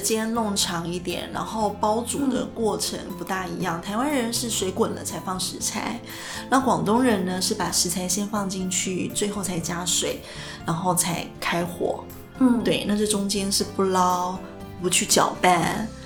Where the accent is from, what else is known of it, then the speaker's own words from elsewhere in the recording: Taiwan; 我们台湾人